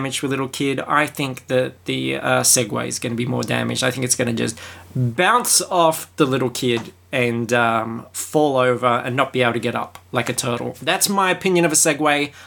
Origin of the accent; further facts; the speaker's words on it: Australia; I am Australian